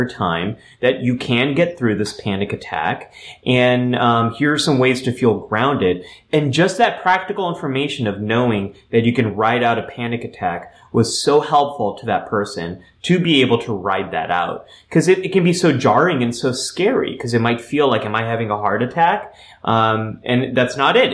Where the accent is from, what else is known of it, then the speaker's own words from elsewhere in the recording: California, United States; what I grew up with in California, is we had earthquake drills from elementary school on